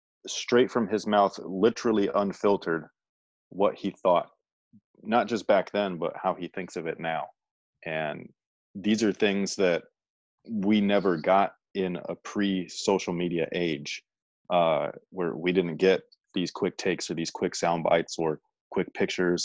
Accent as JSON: {"language": "English", "area": "the Bay Area", "region": "California", "country": "United States", "said": "I'm from the Bay"}